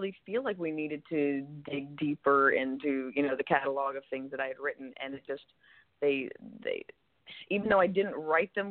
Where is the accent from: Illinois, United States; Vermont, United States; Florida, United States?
Florida, United States; also born or lived in Los Angeles, California; now in California, United States; I actually grew up in Florida, but I was born in California, in Los Angeles